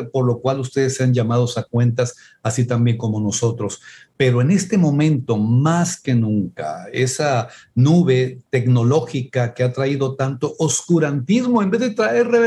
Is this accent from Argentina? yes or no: no; Mexico; es que somos pobres, es que no podemos, es que somos mexicanos